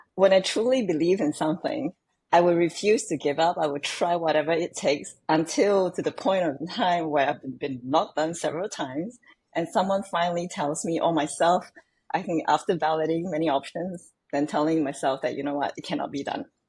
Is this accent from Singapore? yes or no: yes; Singapore; growing up in Singapore can be quite different from most. When I was growing up, I was living in the kampong.